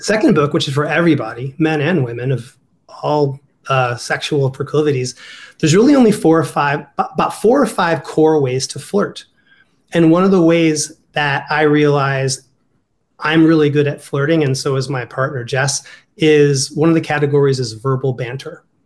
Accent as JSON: {"language": "English", "region": "Ohio", "country": "United States", "accent": "Ohio", "said": "my Ohio accent's coming out."}